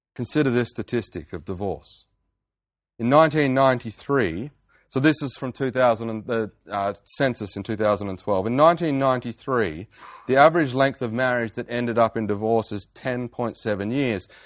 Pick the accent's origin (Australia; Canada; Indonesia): Australia; Geraldton, Western Australia; my hometown in Geraldton